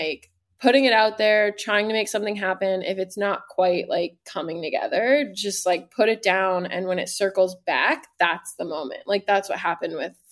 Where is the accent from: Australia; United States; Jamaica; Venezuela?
United States; Arizona; moved away; I'm from Arizona originally